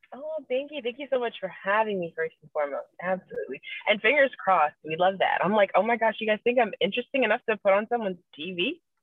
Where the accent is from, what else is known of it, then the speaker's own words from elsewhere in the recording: Eatonville, Florida, United States; I was born and raised in Eatonville, Florida